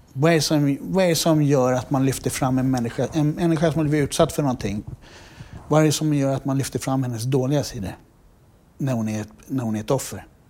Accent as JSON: {"language": "Swedish", "country": "Sweden", "tie": "born or raised there", "said": "när vi växte upp i Dalen"}